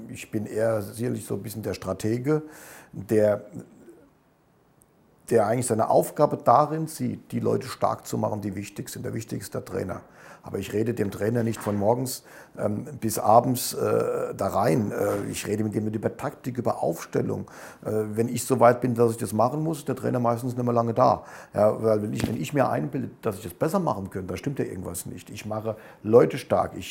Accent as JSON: {"language": "German", "country": "Germany", "said": "also ich bin Deutscher und, und drücke Deutschland natürlich die Daumen"}